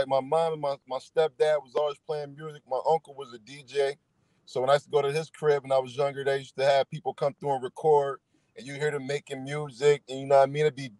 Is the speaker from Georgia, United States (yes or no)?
no; Niagara Falls, New York, United States; I'm from Niagara Falls, New York, on the American side. A lot of people will get me confused with being from Niagara Falls, Canada. And I'm from Niagara Falls, New York, man, 14th and North.